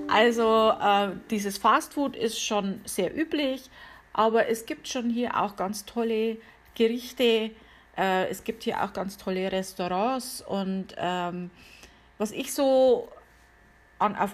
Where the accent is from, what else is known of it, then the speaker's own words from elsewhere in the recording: Bavaria, Germany; now in United States; Auch etwas, das ich von anderen Ländern jetzt so nicht kenne, vor allem nicht von wo ich herkomme, also von Bayern, wie man ja hört.